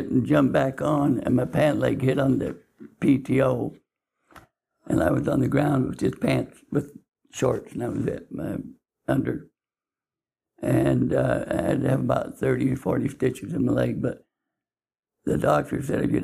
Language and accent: English; Salem, Utah, United States; I was raised in Salem. And I was born in a home in Salem